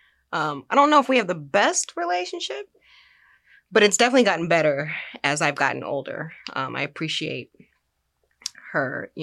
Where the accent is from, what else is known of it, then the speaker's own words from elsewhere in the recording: Los Angeles, California, United States; I grew up in South Central Los Angeles.